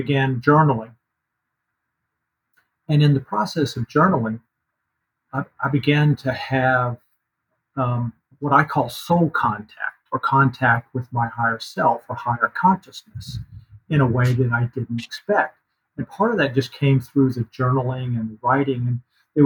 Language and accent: English; North Carolina, United States; moved away as an adult; also born or lived in San Francisco, California; I grew up in North Carolina.